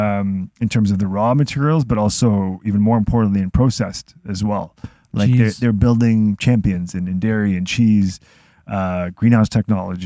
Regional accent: Israel; now in Toronto, Canada; I'm from Israel, a very small country

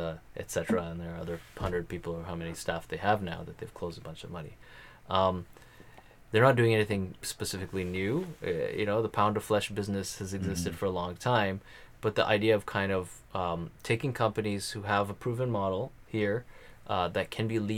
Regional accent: Canada; I'm being Canadian

